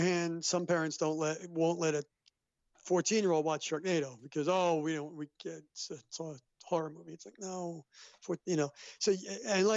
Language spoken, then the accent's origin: English; New York City, New York, United States; This was JHS 101 in the Bronx, and I grew up in the Bronx